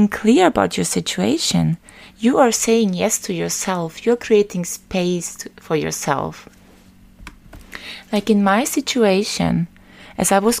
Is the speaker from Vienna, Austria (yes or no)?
yes; Vienna, Austria; Vienna, my hometown, is especially beautiful